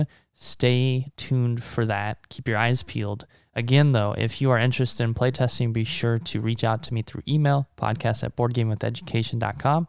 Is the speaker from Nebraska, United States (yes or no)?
yes; Omaha, Nebraska, United States; also born or lived in China; we're both from Omaha